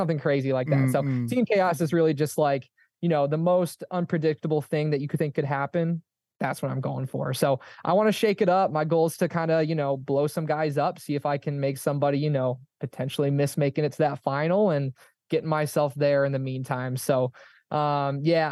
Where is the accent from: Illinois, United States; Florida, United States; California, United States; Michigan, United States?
Michigan, United States; I have family and friends because I'm from Michigan